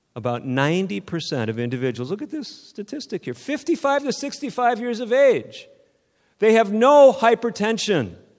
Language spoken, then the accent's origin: English; outside of Sacramento, Northern California, United States; I'm from Northern California, outside of Sacramento